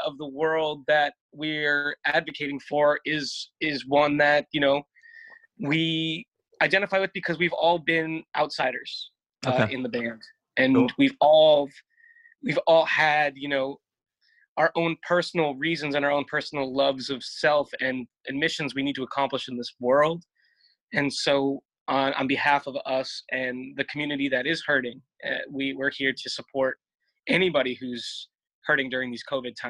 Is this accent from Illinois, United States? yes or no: no; New Jersey, United States; I grew up in the wonderful state of New Jersey.